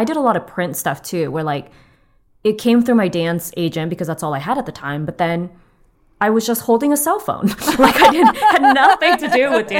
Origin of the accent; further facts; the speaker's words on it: Torrance, California, United States; In Torrance. Okay. Do you know where that is?